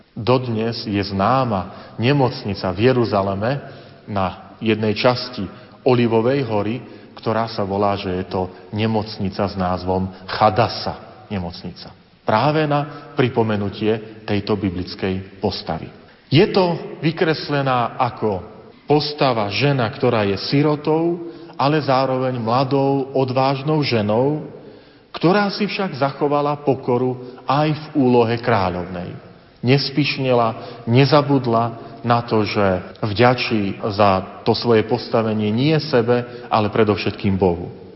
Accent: Slovakia; Hrdosť na to, nielen, že som Slovák, ale hrdosť na to, že som veriaci človek.

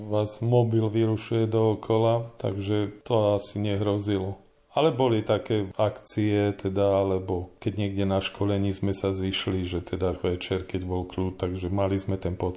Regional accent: Žilina Region, Slovakia; now in Poruba, Slovakia; keďže pochádzam z Turca a tuto som len pristahovalec

